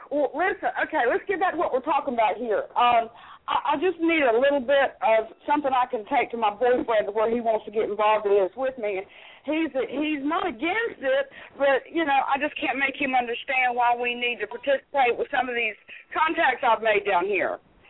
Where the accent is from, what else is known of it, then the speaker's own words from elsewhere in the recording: the South, United States; Okay, well, I've got some connections down here in Florida. I'm from the South.